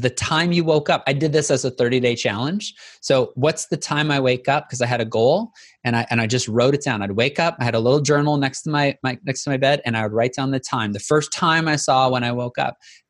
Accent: the South, United States; I'm from the South, so we have to say y'all

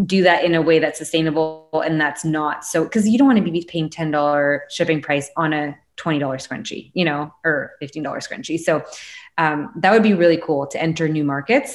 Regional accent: Canada; being a Canadian.

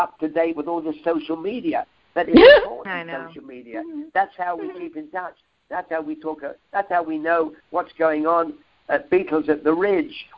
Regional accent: London, United Kingdom; accent: Cockney; a Cockney kid, if any of your listeners don't know, is a kid that grew up in the East End of London within the sounds of Bow Bell Church

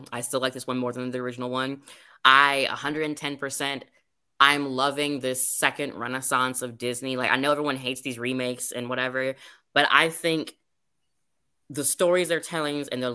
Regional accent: Jamaica; As a Jamaican

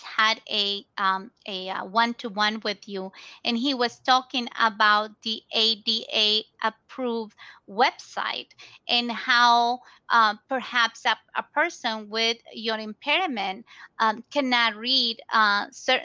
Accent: Ecuador; also born or lived in Tampa Bay, United States; now in United States; we are both originally from Ecuador

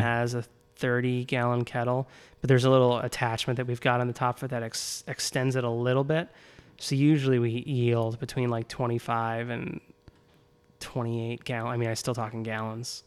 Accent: Naperville, Illinois, United States; moved away as an adult; also born or lived in Champaign / Washington, D.C.; I grew up in Naperville.

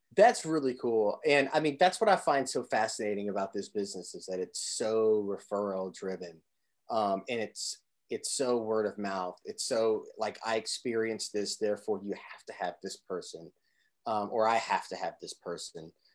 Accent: Southern Indiana, United States; originally from Southern Indiana

